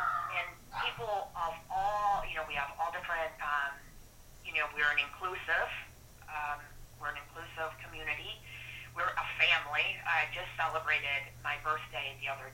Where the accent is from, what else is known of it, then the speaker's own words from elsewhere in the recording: Flint, Michigan, United States; I'm from Flint, Michigan originally. I grew up, you know, in an automotive working